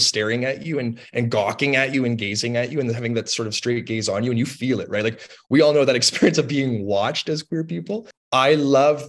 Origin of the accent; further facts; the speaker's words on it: Toronto, Ontario, Canada; moved away as an adult; also born or lived in Lynchburg, Virginia, United States; I'm from Toronto, Ontario, Canada, and I went to Lynchburg, Virginia in the States